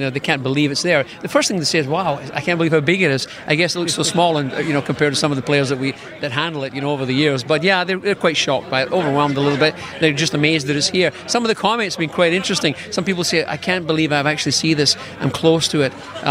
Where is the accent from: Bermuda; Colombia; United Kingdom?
United Kingdom; Scotland; now in Burnaby, Canada; I moved here from Scotland back in 74, but I started at Simon Fraser